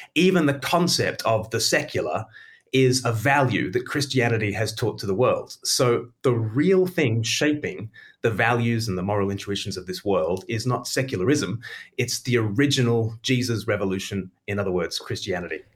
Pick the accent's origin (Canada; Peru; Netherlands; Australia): Australia; now in United Kingdom; I grew up in Australia